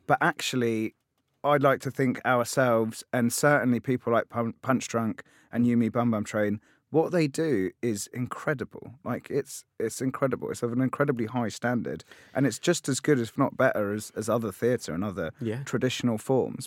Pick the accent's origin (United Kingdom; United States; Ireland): United Kingdom; London; I I grew up in in Tottenham in North London